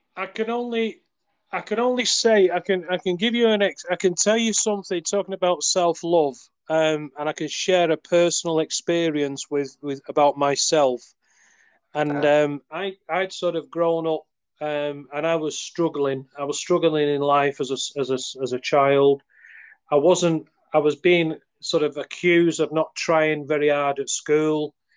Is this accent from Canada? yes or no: no; United Kingdom; I'm from the UK.